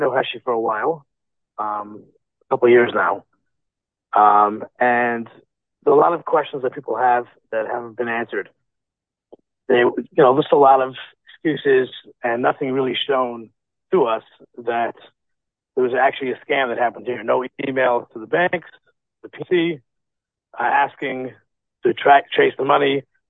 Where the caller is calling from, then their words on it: Lakewood, New Jersey, United States; Fine, from Lakewood, New Jersey.